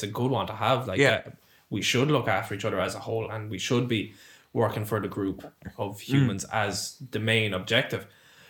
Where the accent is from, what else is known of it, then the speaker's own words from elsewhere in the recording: Ireland; I love Ireland. I love being Irish.